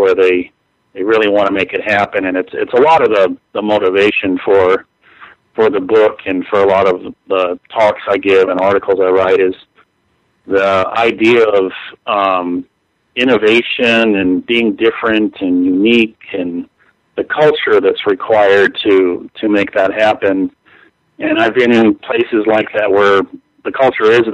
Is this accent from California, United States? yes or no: yes; Los Angeles, California, United States; also born or lived in Silicon Valley; born and raised in Los Angeles